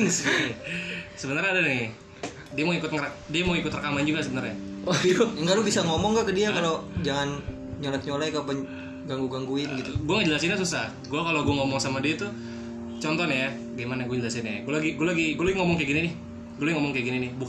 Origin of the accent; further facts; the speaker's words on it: Palembang, South Sumatra, Indonesia; Gue bukan orang Jawa. Gue orang Sumatera, hmm. Palembang.